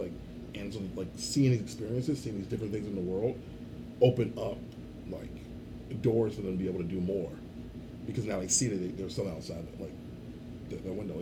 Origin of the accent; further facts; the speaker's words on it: Chicago, Illinois, United States; I grew up on Southside Chicago too, raised by a black family